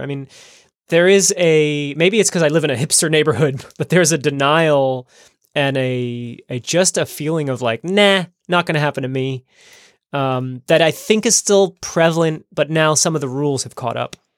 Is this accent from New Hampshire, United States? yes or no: no; New Jersey, United States; now in Amsterdam, Netherlands; my home state of New Jersey